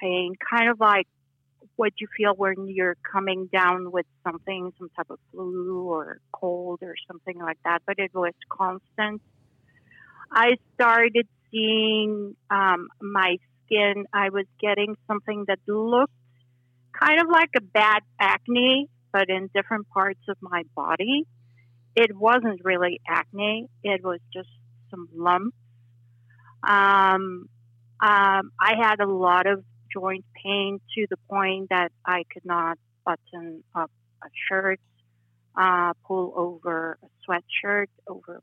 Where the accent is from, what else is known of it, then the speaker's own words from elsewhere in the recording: Mexico City, Mexico; moved away as an adult; also born or lived in Miami, Florida / Houston, Texas; now in Boise, United States; I was born and raised in Mexico City, and I moved to the U.S. 20 years ago